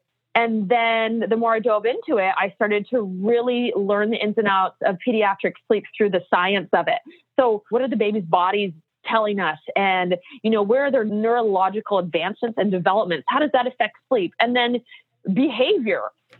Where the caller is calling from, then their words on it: Portland, Oregon, United States; also born or lived in Orange County; I'm calling from Portland, Oregon, and it's actually sunny here